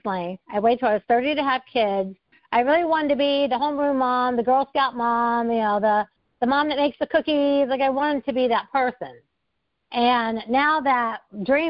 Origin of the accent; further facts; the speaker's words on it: West Milton, Ohio, United States; I'm from West Milton, Ohio. So we were both raised in the Midwest